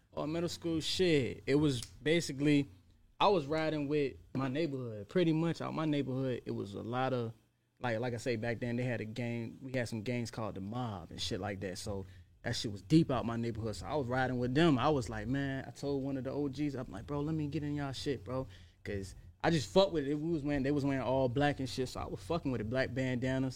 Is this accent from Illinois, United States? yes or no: no; Portsmouth, Virginia, United States; moved away; I was out in Norfolk a lot and I grew up in Portsmouth